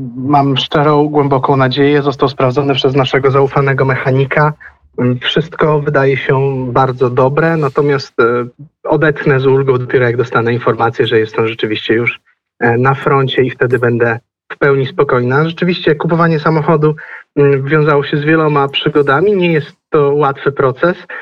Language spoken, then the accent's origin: Polish; Lublin, Lublin Voivodeship, Poland; pod Lublinem, pod moim rodzinnym miastem